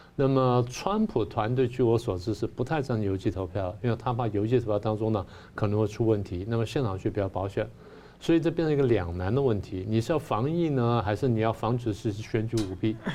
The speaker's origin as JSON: {"language": "Chinese", "country": "Taiwan", "said": "我们台湾人"}